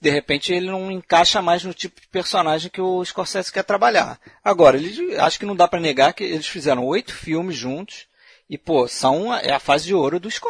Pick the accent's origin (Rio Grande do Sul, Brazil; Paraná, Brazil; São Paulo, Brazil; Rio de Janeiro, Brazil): Rio de Janeiro, Brazil; sou também do Rio de Janeiro.